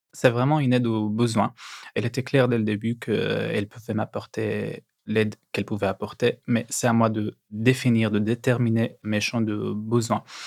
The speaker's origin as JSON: {"language": "French", "town": "Aleppo", "region": "Aleppo Governorate", "country": "Syria", "tie": "born or raised there", "second_language": "French", "moved": "as an adult", "lives_now": "Paris, France", "said": "Je suis né à Alep, euh, c'est ma ville natale."}